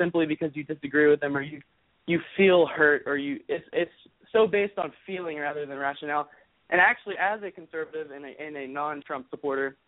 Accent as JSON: {"language": "English", "town": "Birmingham", "region": "Alabama", "country": "United States", "said": "I'm a 16-year-old from Birmingham, Alabama."}